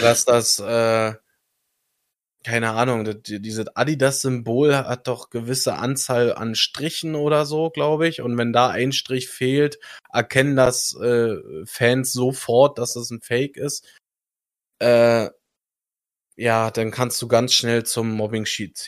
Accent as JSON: {"language": "German", "country": "Germany", "said": "ich als Deutscher"}